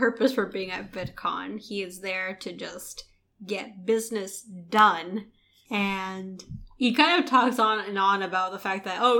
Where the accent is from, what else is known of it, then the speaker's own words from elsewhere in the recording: Southern California, United States; we are from Southern California